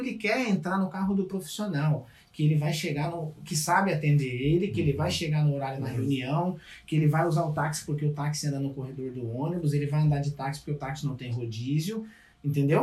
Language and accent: Portuguese; São Paulo, Brazil; moved away as an adult; also born or lived in Capão Redondo; now in Canada; sou de São Paulo